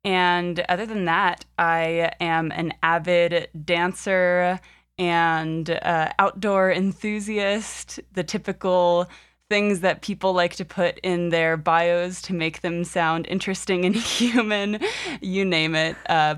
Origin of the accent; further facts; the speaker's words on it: Alexandria, Virginia, United States; So I was born in on the East Coast in Alexandria, Virginia. No, I won't go that far back, but I am born and raised in the U.S., and I am currently 24 years old.